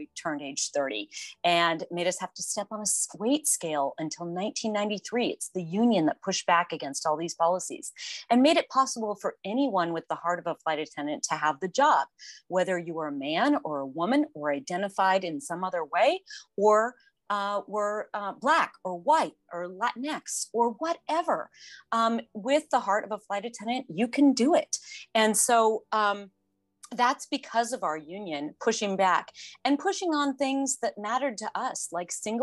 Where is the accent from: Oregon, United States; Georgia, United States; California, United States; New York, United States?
Oregon, United States; I grew up in Oregon